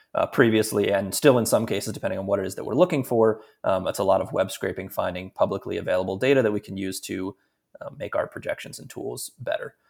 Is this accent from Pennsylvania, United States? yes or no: yes; Philadelphia, Pennsylvania, United States; moved away; I'm from Philadelphia originally